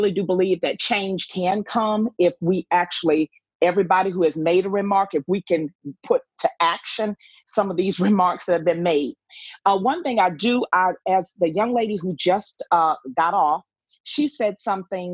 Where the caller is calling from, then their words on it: Savannah, Georgia, United States; I am calling from Savannah, Georgia